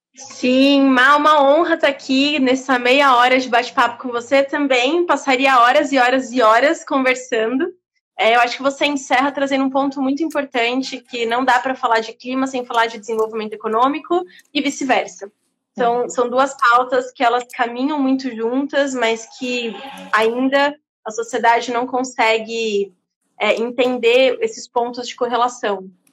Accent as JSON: {"language": "Portuguese", "country": "Brazil", "said": "estar ali como brasileira"}